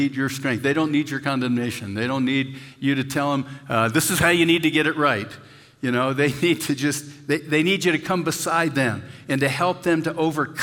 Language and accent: English; Pennsylvania, United States; now in Castle Rock, United States; where I grew up in Pennsylvania